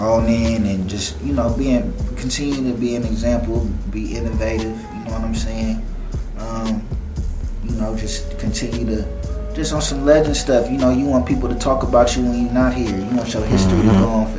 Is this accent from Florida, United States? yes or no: no; San Francisco, California, United States; growing up around Filmo, my roots being from Filmo